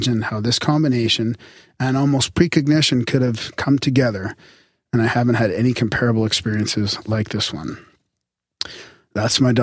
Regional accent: Canada; We're Canadian

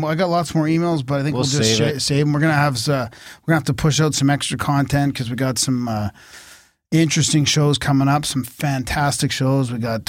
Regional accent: Harrison Hot Springs, British Columbia, Canada; moved away as an adult; now in Alberta, Canada; I grew up in near Harrison Hot Springs.

